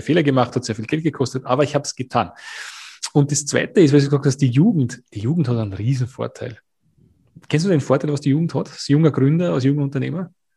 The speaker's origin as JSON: {"language": "German", "country": "Austria", "said": "Bei uns in Österreich"}